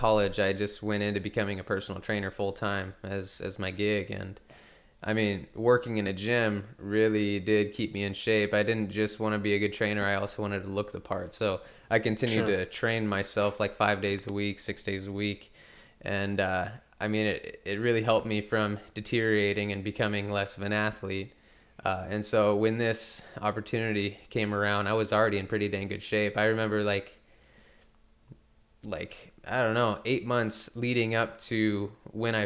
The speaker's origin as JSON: {"language": "English", "town": "Salem", "region": "Oregon", "country": "United States", "tie": "born or raised there", "said": "I was born and raised here in Salem, Oregon"}